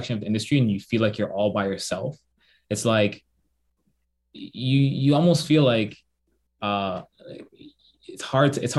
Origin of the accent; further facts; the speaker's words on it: Toronto, Ontario, Canada; also born or lived in Waterloo, Ontario; I'm from Toronto, I'm from Jane and Finch